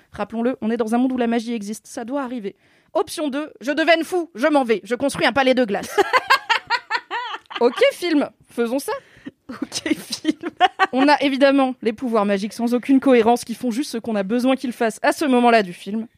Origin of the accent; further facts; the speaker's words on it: Alsace, Grand Est, France; accent: Alsatian; J'ai le droit de faire l'accent alsacien, je suis alsacienne